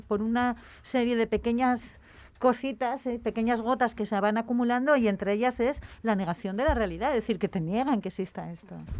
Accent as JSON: {"language": "Spanish", "town": "Gijón", "region": "Asturias", "country": "Spain", "tie": "born or raised there", "said": "yo vengo de Sisión. O sea, mi infancia he visto la mitad de Sisión en llamas"}